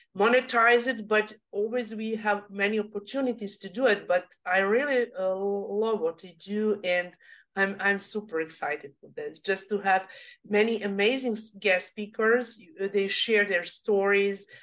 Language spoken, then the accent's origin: English; Serbia; English is a second language; now in Australia; I come from Europe, from Serbia. English is my second language